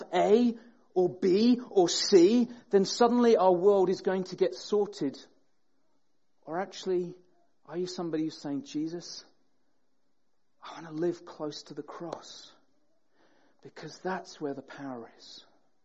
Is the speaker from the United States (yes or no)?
no; Sheffield, Yorkshire and the Humber, United Kingdom; now in Peterborough, United Kingdom; I grew up in Sheffield